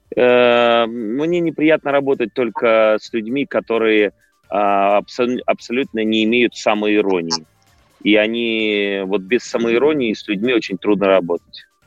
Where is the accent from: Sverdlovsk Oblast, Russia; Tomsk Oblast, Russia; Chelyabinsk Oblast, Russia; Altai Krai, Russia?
Tomsk Oblast, Russia; Tomsk; now in Moscow, Russia; Я наконец-то привез э, спектакль а, в Томск, э, в родной